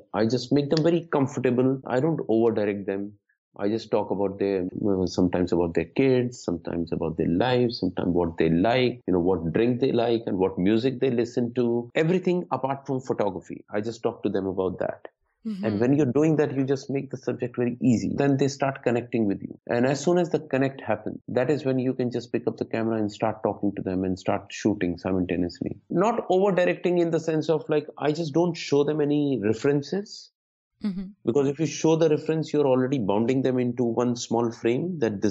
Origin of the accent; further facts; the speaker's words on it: India; I'm from India